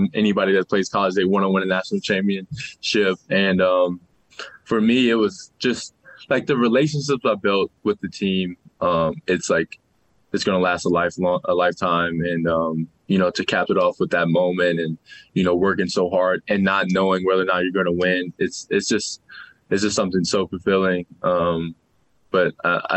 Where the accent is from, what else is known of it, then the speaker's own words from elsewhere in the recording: New Orleans, Louisiana, United States; now in Salt Lake City, United States; I'm from New Orleans, so it's hot